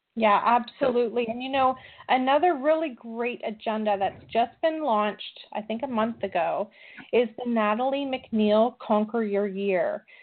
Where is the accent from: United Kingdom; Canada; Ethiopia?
Canada; I'm very Canadian.